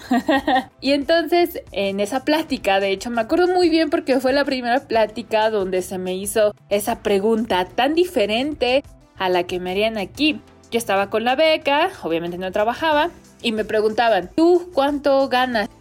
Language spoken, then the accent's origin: Spanish; Mexico; now in China; De México